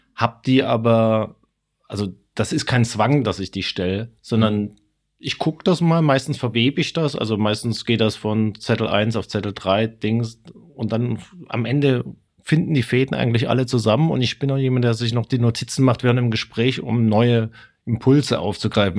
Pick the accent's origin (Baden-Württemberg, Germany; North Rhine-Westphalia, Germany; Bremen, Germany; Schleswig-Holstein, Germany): Baden-Württemberg, Germany; Stuttgart; accent: Swabian; wo ich herkomme, wo ich äh, meinen schwäbischen Akzent auch noch äh, gelernt habe